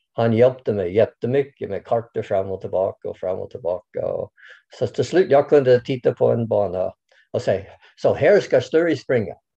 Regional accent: Canada; Swedish is a second language; moved away as an adult; now in Sweden; Jag kommer från Kanada från början

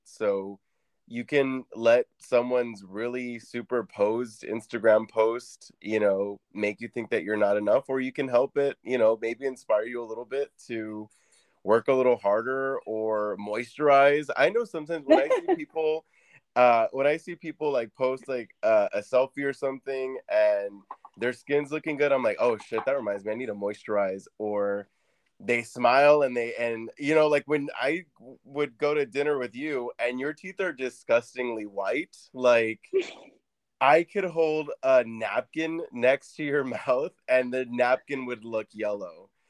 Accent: Orange County, California, United States; moved away as an adult; now in Phoenix, United States; when I moved to Arizona from California, from Orange County

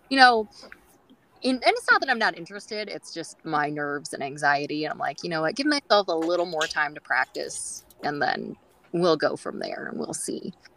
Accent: California, United States; accent: California; I've been told that I have a California accent

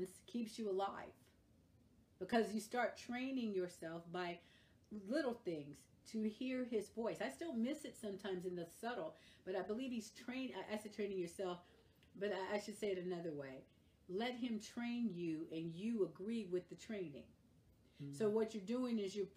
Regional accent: California, United States; I am a Californian

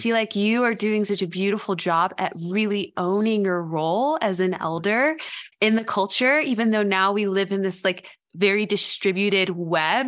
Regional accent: West Tennessee, United States; moved away as an adult; also born or lived in Knoxville, Tennessee; I lived my whole childhood and adolescence in West Tennessee and my whole adulthood so far in East Tennessee in Appalachia

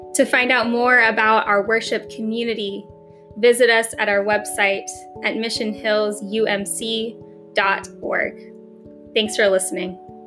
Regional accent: Alaska, United States; the camp that I grew up at in Alaska

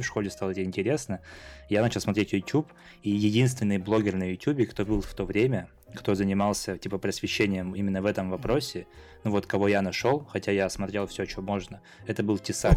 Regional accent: southern Siberia, Russia; я там родился вообще в, в Сибири, в, на юге Сибири, то есть даже не в Новосибе, а прям в поселке

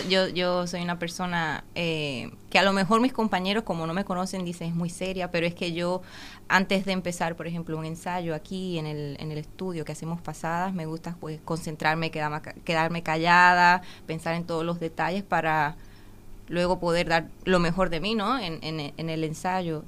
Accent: Dominican Republic; moved away as an adult; also born or lived in Cincinnati, Ohio, United States / Sibiu, Romania; now in Uruguay; a vivir allí cuando tenía ocho meses de edad. Entonces ah. me crié toda la vida y entonces me siento dominicana

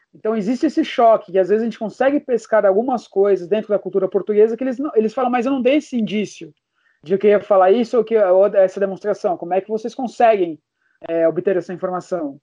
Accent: Brazil

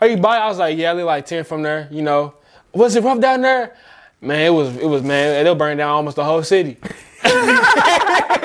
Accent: St. Louis, Missouri, United States; I'm from St. Louis

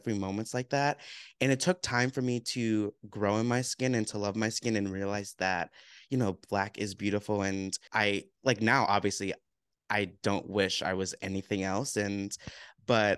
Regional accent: United States; growing up in America as a Black male.

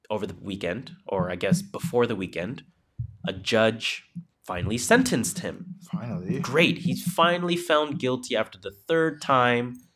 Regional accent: Canada; The Crown is a UK show, I'm Canadian.

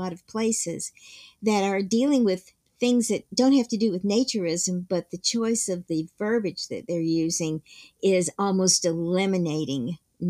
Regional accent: the South, United States; And because I grew up in the South, I only wore shorts.

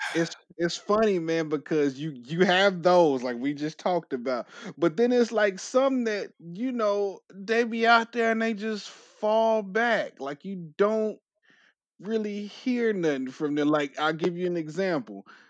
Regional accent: California, United States; moved away; I'm from California originally

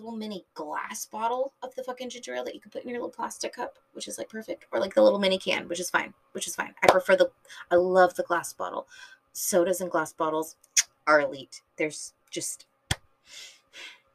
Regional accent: San Diego, California, United States; I'm from SoCal, and I don't say SoCal. I just say San Diego

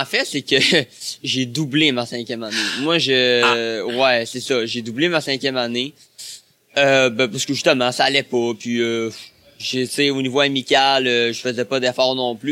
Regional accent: La Pocatière, Quebec, Canada; also born or lived in Montreal; je suis né euh, à l'Apocatière. Ça, c'est dans le Bas-Saint-Laurent.

